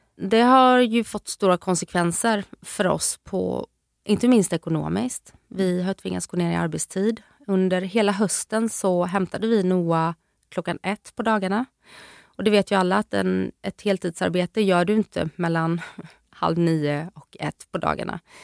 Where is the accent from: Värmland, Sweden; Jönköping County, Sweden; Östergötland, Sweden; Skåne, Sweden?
Jönköping County, Sweden; Jönköping; moved away; hemma hos min mamma nere i Jönköping där jag är ifrån